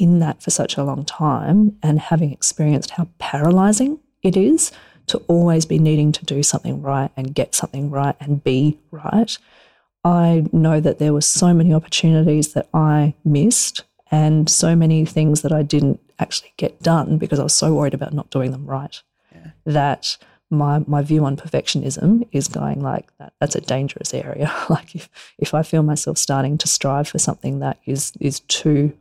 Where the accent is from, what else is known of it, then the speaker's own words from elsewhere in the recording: Alice Springs, Northern Territory, Australia; we grew up in Alice Springs